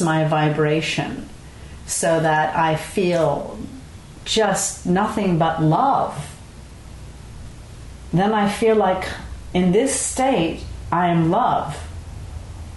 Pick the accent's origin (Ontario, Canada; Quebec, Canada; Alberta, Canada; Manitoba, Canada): Quebec, Canada; Montreal; now in Marin, United States; Growing up, I grew up in Montreal and we had a country house